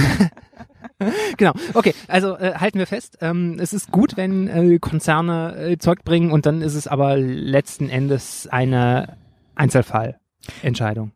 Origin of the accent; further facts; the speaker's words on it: Rhineland, Germany; ich als Rheinländer